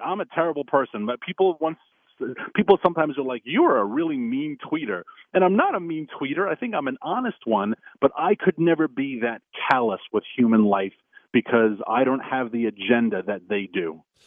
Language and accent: English; New York City, New York, United States; New York State, my home state, uh, New York City is where I'm from